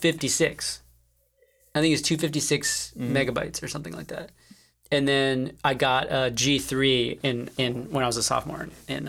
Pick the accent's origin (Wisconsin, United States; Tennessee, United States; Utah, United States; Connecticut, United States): Connecticut, United States; I grew up in Connecticut.